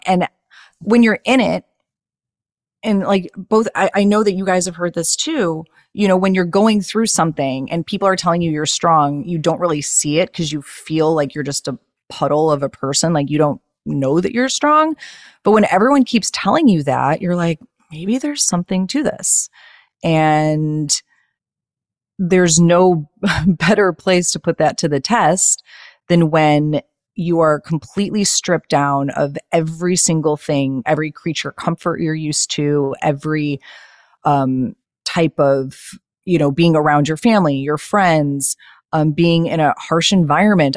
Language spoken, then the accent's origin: English; Chicago, Illinois, United States; moved away as an adult; now in Los Angeles, United States; I lived in Chicago my whole life